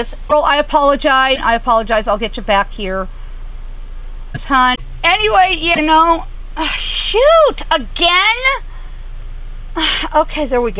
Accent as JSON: {"language": "English", "region": "Southern California", "country": "United States", "tie": "born or raised there", "said": "I grew up in Southern California around the old movie ranches and the old movie sets"}